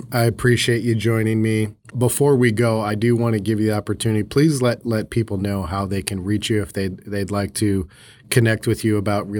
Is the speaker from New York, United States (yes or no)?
no; Chicago, Illinois, United States; now in Arizona, United States; I mean, growing up in the Midwest, in the Chicago area, you know, winters are brutal.